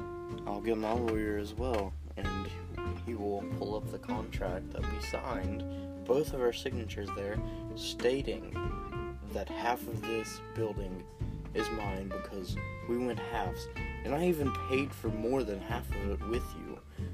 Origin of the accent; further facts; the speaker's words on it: Puerto Rico; I'm not even from Texas, you dumb shit.